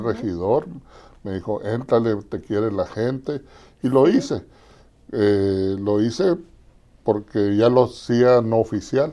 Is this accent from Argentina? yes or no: no; Nogales, Arizona, United States; also born or lived in Los Angeles / Culiacán; yo soy nativo de aquí en Nogales, Arizona. Aquí nací, aquí crecí